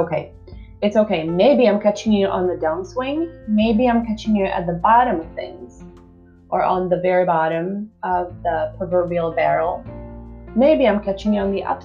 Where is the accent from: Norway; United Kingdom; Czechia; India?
Czechia; I'm from the Czech Republic.